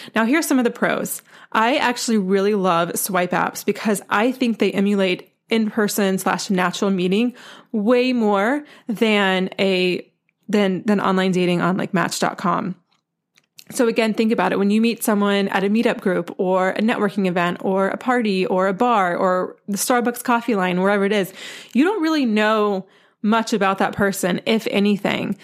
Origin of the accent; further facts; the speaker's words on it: North Carolina, United States; I'm from North Carolina, and I went to the University of North Carolina for college